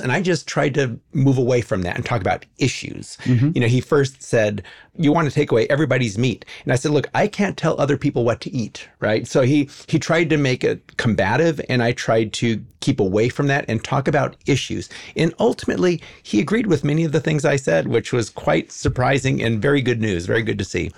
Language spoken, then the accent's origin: English; Los Angeles, California, United States; I was born in 1962 and I grew up in the Hollywood Hills